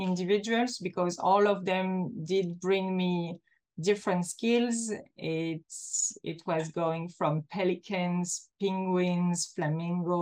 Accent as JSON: {"language": "English", "country": "Belgium", "tie": "born or raised there", "moved": "as an adult", "lives_now": "Antibes, France", "said": "I began in Belgium as I'm a Belgian person"}